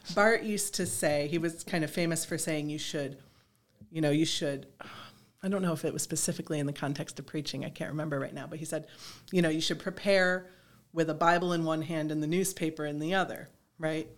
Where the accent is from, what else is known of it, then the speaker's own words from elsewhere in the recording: East Aurora, New York, United States; moved away as an adult; also born or lived in Hudson Valley, New York; I grew up uh, in East Aurora.